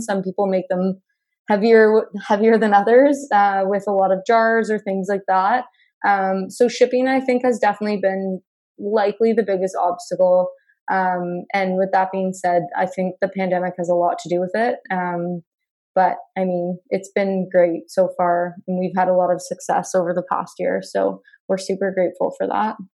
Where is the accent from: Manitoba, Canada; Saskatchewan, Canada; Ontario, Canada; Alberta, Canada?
Ontario, Canada; Burlington; now in Hamilton, Canada; I grew up in Burlington, Ontario. Um, I'm currently located in Hamilton